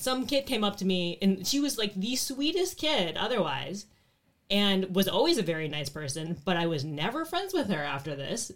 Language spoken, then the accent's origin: English; Phoenix, Arizona, United States; born or raised there